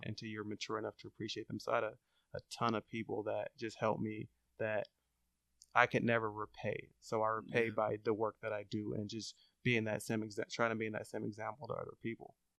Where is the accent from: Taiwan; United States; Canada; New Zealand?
United States; Long Beach, California; I grew up in Long Beach